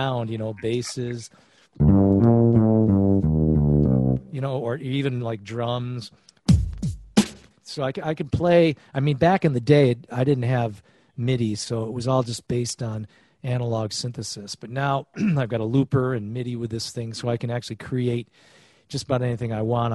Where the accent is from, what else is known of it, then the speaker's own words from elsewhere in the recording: Geneva, New York, United States; in Geneva, New York, my hometown, which is where I'm staying right now